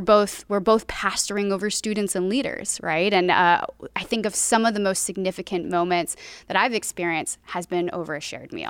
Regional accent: Hawaii, United States; moved away as an adult; now in Southern California, United States; Born and raised in Hawaii, came out here for college

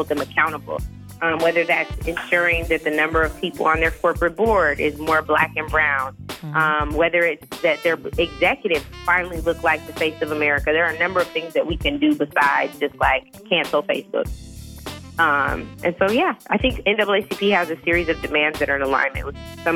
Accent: Seattle, Washington, United States; where I grew up in Seattle, Washington

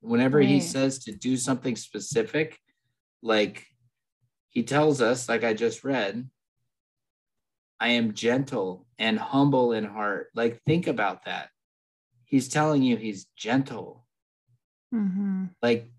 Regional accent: California, United States; We're from California.

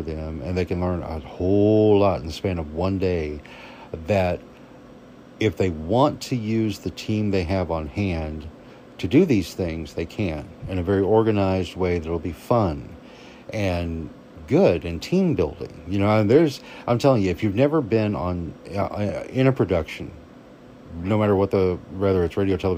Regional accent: Arkansas, United States; a kid growing up in Arkansas

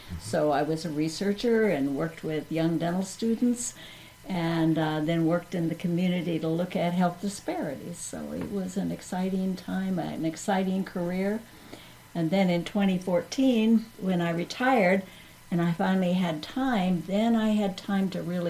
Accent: Kansas-Oklahoma border, United States; also born or lived in Iowa City, Iowa; now in Gainesville, United States; the farm that I grew up on in the Kansas-Oklahoma border

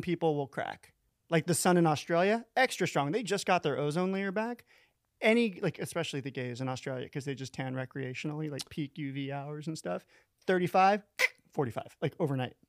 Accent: Florida, United States; moved away; I'm from Florida, but I got out.

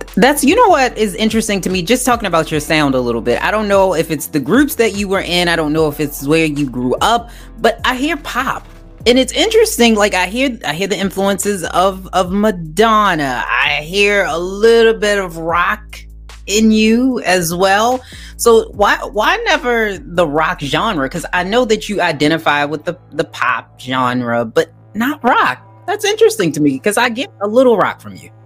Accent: Baltimore, Maryland, United States; I'm from Baltimore originally. I don't live in Baltimore City now, but I am from Baltimore

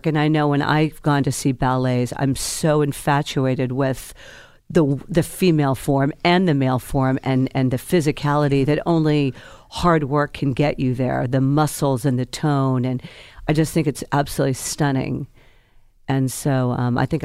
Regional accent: the South, United States; I'm from the South

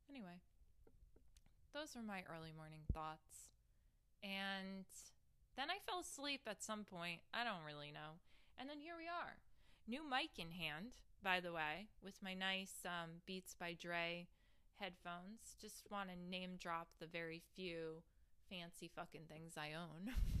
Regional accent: New Jersey, United States; I'm from Jersey

